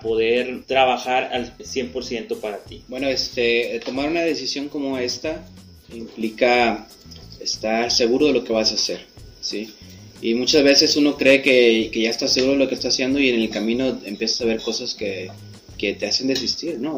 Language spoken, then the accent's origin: Spanish; Ahualulco de Mercado, Jalisco, Mexico; moved away; also born or lived in United States; soy este, originario de un pueblo que se llama Agualulco de Mercado, allá en Jalisco